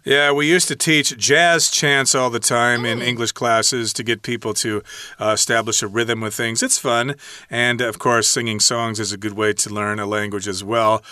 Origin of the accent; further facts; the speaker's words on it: United States; as an American